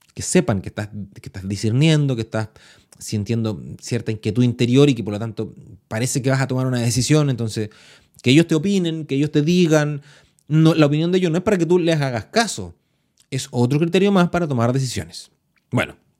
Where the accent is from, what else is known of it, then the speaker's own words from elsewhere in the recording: Chile; yo soy chileno